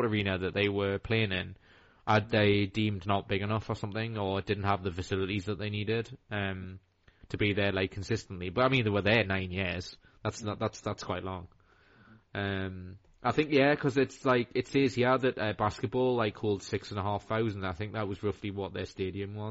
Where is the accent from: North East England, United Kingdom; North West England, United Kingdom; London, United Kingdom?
North East England, United Kingdom; Newcastle upon Tyne